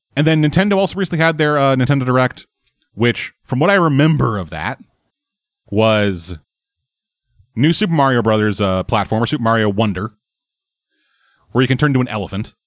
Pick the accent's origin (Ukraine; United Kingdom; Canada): Canada; I'm from Canada